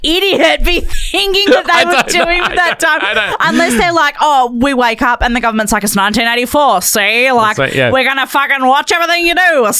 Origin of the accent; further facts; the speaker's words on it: Perth, Western Australia, Australia; moved away; I'm from Perth